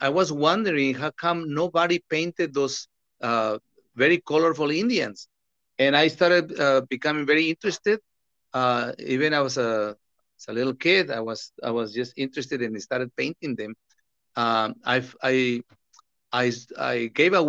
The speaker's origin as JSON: {"language": "English", "town": "Tepic", "region": "Nayarit", "country": "Mexico", "tie": "born or raised there", "moved": "yes", "said": "I was born in Tepic, in the state of Nayarit"}